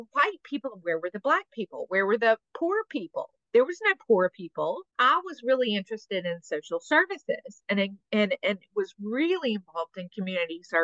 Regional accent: Mobile, Alabama, United States; I'm from Mobile.

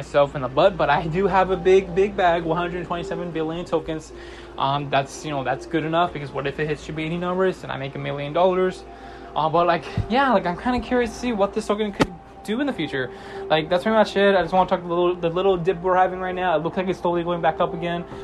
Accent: United States; I'm from the United States

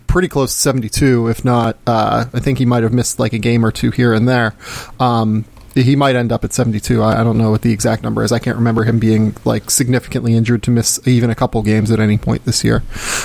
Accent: Pittsburgh, Pennsylvania, United States; also born or lived in Los Angeles, United States; now in Melbourne, Australia; I grew up in Pittsburgh.

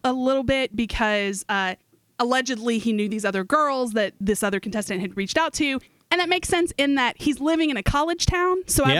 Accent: Morgantown, West Virginia, United States; moved away; I was born in Morgantown. I lived there when I was a little girl. Went back to Morgantown for my years at West Virginia University as an undergrad.

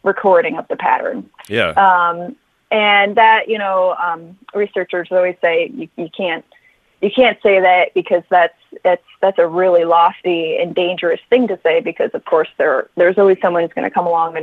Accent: Connecticut, United States; also born or lived in Denton, Texas; now in New York, United States; I'm originally from Connecticut, but I've been living in New York for a long time.

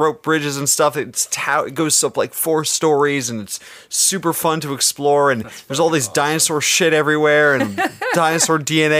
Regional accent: Orlando, Florida, United States; I grew up in Orlando.

